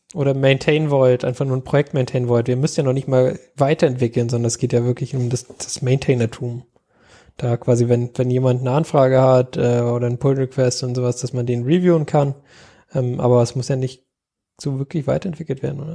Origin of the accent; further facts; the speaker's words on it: Germany; wir als Deutsche